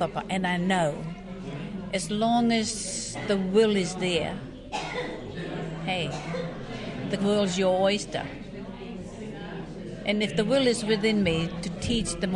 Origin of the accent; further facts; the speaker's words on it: Ngāti Porou, Gisborne, New Zealand; also born or lived in Tolaga Bay; I'm from Ngāti Porou and I'm a kaiako